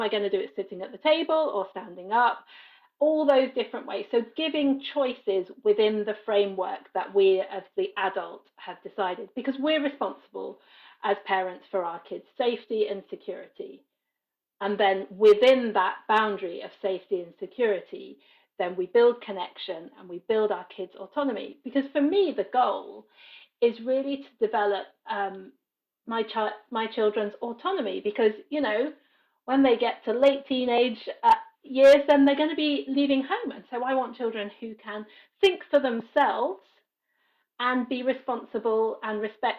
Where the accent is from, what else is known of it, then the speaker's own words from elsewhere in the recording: United Kingdom; moved away as an adult; now in Paris, France; And as you can hear from my accent, I am British originally. I've been living in Paris, France for about 20 plus years. That will give you a bit my age because I came here as an adult.